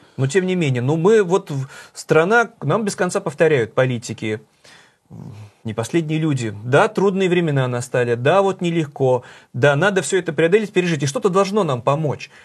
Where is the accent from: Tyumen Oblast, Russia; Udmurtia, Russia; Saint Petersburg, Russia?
Saint Petersburg, Russia; моим родным городом